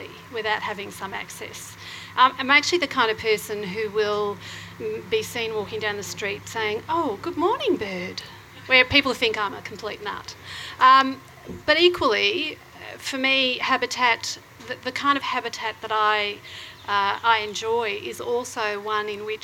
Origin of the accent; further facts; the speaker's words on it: Croydon, Victoria, Australia; moved away as an adult; now in Northcote, Australia; I actually grew up out in Croydon.